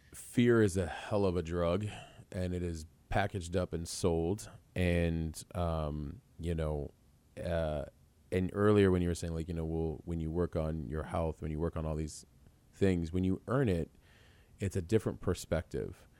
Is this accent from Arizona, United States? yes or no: yes; Tucson, Arizona, United States; also born or lived in New York; I actually spent, uh, high school and college years in Tucson, originally